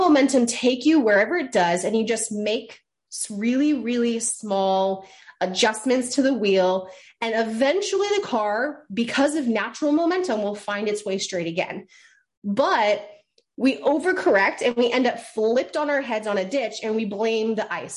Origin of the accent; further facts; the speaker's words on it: Maine, United States; I'm from Maine.